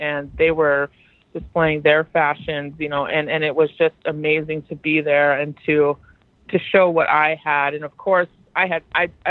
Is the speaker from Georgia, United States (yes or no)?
no; Fort Berthold Indian Reservation, North Dakota, United States; I hail from the Fort Berthold Indian Reservation, which is home to the Mandan, Hidatsa, Arikara people.